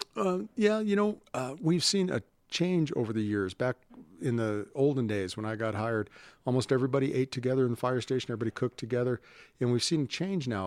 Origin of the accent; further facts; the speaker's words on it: Honolulu, Hawaii, United States; now in Colorado Springs, United States; I grew up in Honolulu